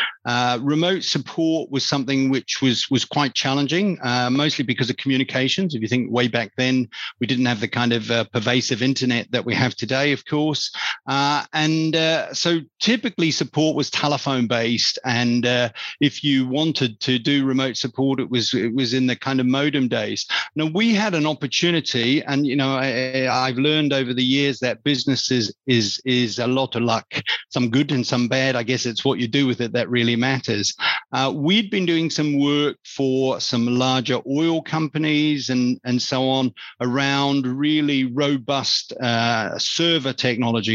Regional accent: New Zealand; moved away as an adult; also born or lived in London; I grew up on a farm in a rural New Zealand. You can probably pick that from my accent

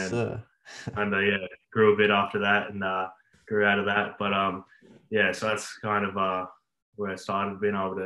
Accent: Canberra, Australian Capital Territory, Australia; also born or lived in Queensland; now in Canberra, Australia; I'm originally from Canberra, so it was basically going back home for me, not living at home, but yeah, back in the hometown.

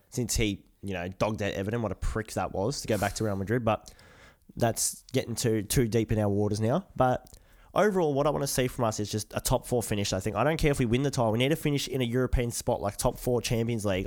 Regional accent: Australia; we're from the Aussie world, mate

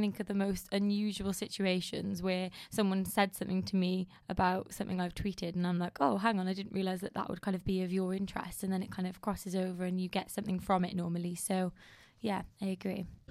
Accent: United Kingdom; being British

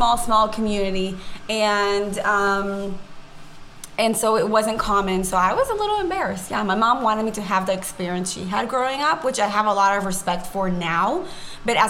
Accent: Israel; English is a second language; I grew up in Israel, I was born and raised in Israel, but my mom is from San Francisco originally

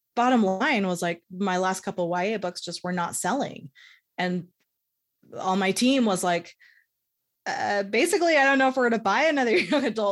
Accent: San Francisco, California, United States; moved away as an adult; also born or lived in Pacifica, California; now in Salt Lake City, United States; I grew up in San Francisco

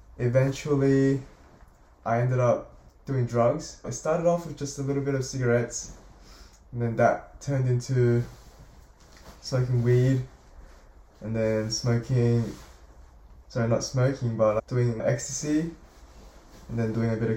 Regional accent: Sydney, New South Wales, Australia; also born or lived in South Korea / Melbourne, Australia; I was born in South Korea in 2003 on the 23rd of January, and I came to Australia, Melbourne, Australia, in 2007 with my parents, and I stayed there for about a year and eventually moved to Sydney, where I have been living my whole life ever since 2007

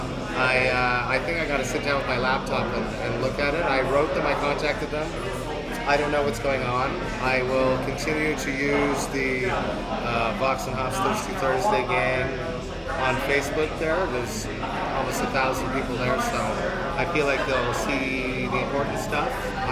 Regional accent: Deux-Montagnes, Quebec, Canada; also born or lived in Montreal; I come from Two Mountains, which is a small city outside of Montreal, and I played in bands there

